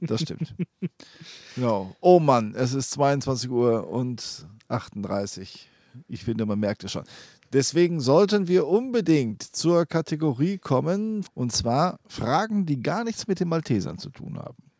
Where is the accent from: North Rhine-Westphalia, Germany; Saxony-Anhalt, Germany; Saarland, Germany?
North Rhine-Westphalia, Germany; Helden; moved away; also born or lived in Menden; in meinem Heimatort Schützenfest